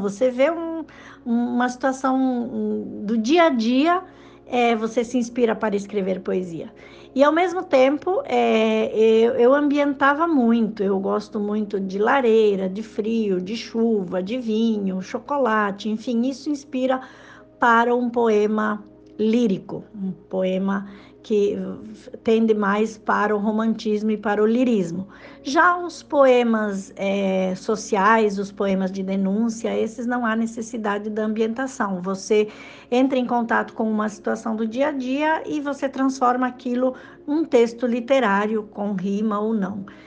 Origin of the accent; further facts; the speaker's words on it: Rio Grande do Sul, Brazil; moved away as an adult; also born or lived in Mato Grosso / Sinop; now in Lucas do Rio Verde, Brazil; eu sou gaúcha, sou do Rio Grande do Sul e há 10 anos morando em Mato Grosso